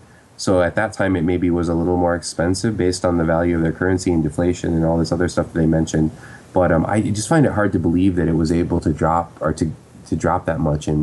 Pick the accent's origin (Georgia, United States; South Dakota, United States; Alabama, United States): South Dakota, United States; also born or lived in Minnesota; now in South Korea; I'm from South Dakota, and I went to school in Minnesota